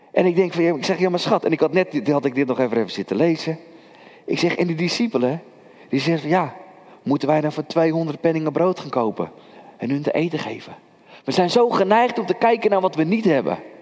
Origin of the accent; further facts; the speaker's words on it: Kudelstaart, North Holland, Netherlands; Ik ben opgegroeid in Kudelstaart